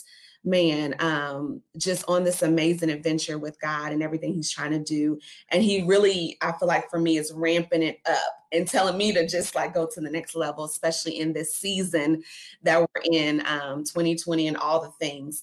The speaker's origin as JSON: {"language": "English", "town": "Louisville", "region": "Kentucky", "country": "United States", "tie": "born or raised there", "said": "We're here in Louisville, and I was born and raised in Louisville, Kentucky"}